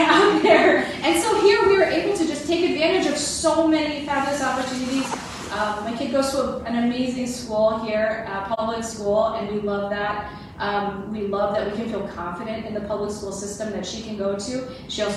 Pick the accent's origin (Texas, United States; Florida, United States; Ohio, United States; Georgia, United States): Florida, United States; Miami; moved away as an adult; also born or lived in Colorado; now in Wausau, United States; I grew up in Florida. I'm from Miami originally